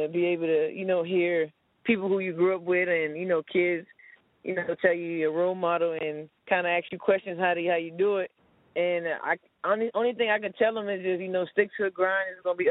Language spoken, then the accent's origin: English; Miami, Florida, United States; No, I grew up in Miami, small town in Miami called New York City.